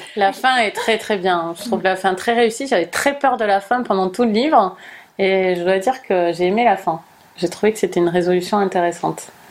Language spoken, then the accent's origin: French; United States; French is a second language; moved away; en tant qu'américaine euh, hmm. qui a un accent